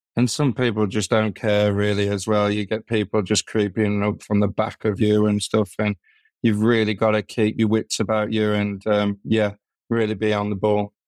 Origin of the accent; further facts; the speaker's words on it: Birmingham, West Midlands, United Kingdom; I'm from Birmingham